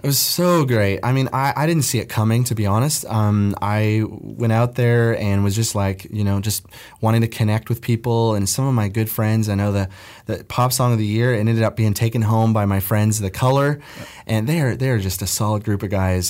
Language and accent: English; Nova Scotia, Canada; moved away; I'm originally from Nova Scotia